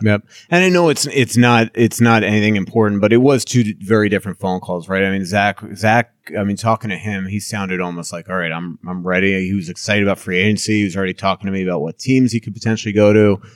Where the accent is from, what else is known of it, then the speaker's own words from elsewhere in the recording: Long Island, New York, United States; I grew up in Long Island